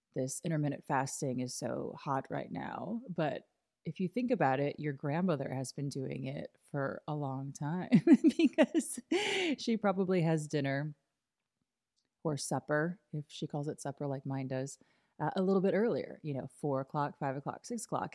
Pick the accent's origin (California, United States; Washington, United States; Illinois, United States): Illinois, United States; moved away as an adult; also born or lived in New York; growing up in Illinois